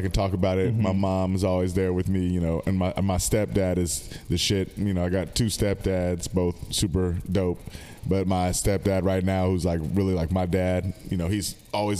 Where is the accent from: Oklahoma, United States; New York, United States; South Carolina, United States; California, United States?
California, United States; Sacramento; I'm from Sacramento. I love Sacramento, but we are not that cultured.